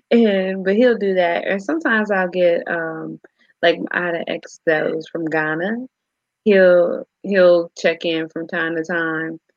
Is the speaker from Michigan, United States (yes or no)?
yes; Michigan, United States; now in Ohio, United States; because we are all from Michigan